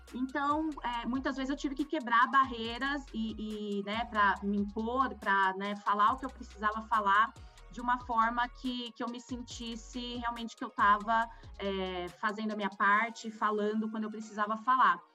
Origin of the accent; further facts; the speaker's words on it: Campinas, São Paulo, Brazil; also born or lived in Rio Grande do Sul; Eu sempre morei em Campinas, mas eu não nasci aqui, eu nasci no Rio Grande do Sul. Sou uma gaúcha meio fake, porque morei por muito pouco tempo lá